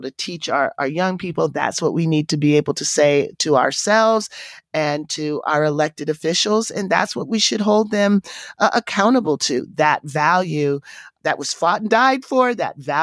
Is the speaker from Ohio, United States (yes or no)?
yes; Canton, Ohio, United States; I was raised in the town that she grew up